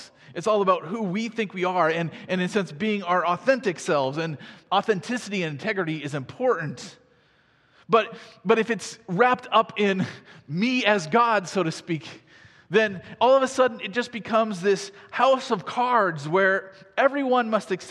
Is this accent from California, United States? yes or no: no; Iowa, United States; I grew up in Iowa.